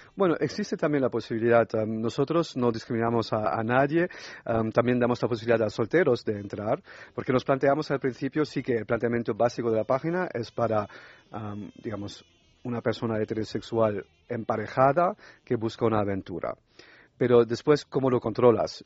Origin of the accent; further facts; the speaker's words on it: France; Spanish is a second language; moved away; yo soy francés también